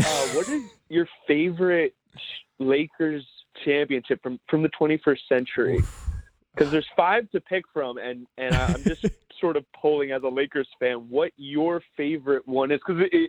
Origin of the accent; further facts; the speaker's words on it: Ramsey, New Jersey, United States; Originally, Ramsey, Bergen County, man.